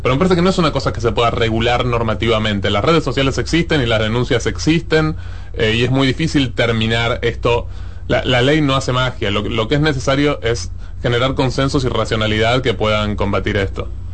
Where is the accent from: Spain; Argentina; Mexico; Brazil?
Argentina